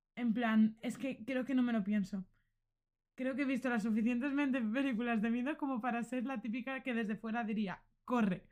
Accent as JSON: {"language": "Spanish", "town": "Xeresa", "region": "Valencian Community", "country": "Spain", "said": "podría haber sido mi pueblo, podría haber sido Xeresa"}